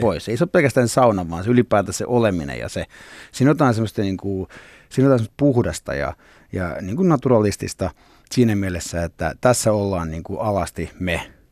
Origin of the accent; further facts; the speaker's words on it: Nurmijärvi, Uusimaa, Finland; also born or lived in Cyprus; Mä, mä oon niinku lepsämästä tavallaan, niinku, tai se on semmoinen niinku koti. Joo. Että mä, mähän synnyin Kyproksella, mutta sitten äiti halusi mulle suomalaisen kasvatuksen